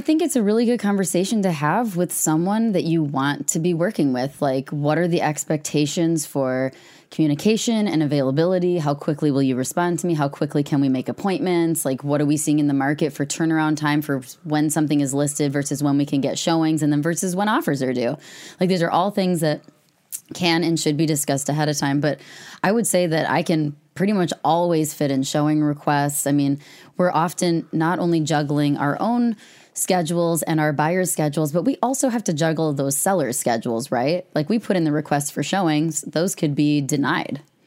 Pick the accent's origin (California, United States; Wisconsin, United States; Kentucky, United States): Wisconsin, United States; Madison; also born or lived in Devil's Lake, Wisconsin; I'm from Madison. I grew up on the west side.